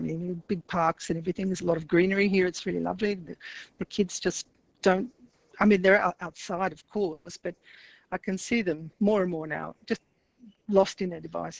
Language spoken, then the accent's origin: English; Australia; also born or lived in Paris, France; now in Italy